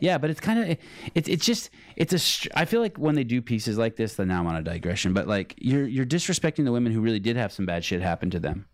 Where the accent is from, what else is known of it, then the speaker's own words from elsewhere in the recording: Berkeley, California, United States; I'm from, I'm from Berkeley.